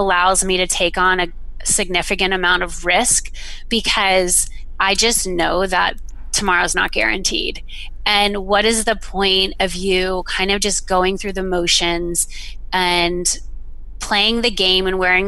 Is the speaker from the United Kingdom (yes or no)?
no; the South, United States; moved away; also born or lived in Florida / Georgia; I remember distinctly growing up in the South. I grew up in Florida and Georgia